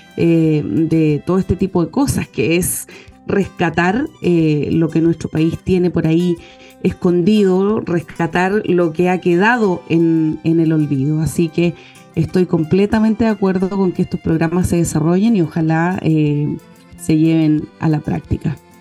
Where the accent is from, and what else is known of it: Chile; also born or lived in Cauquenes